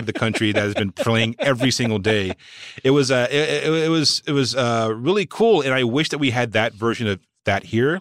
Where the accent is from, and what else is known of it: Walnut Cove, North Carolina, United States; born or raised there; moved away